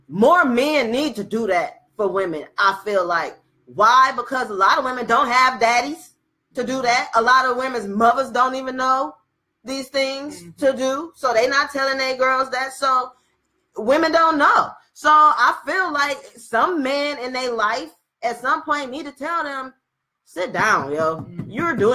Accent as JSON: {"language": "English", "town": "Detroit", "region": "Michigan", "country": "United States", "said": "I'm from Detroit"}